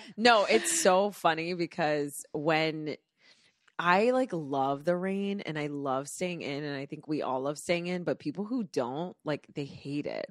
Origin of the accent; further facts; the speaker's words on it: Florida, United States; now in Los Angeles, United States; I'm from Florida